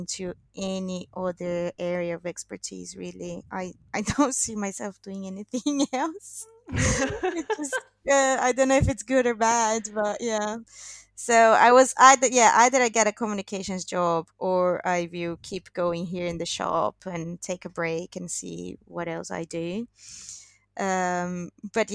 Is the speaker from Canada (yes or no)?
no; Brazil; English is a second language; moved away as an adult; also born or lived in England; now in London, United Kingdom; it's been like 4 years now since I left Brazil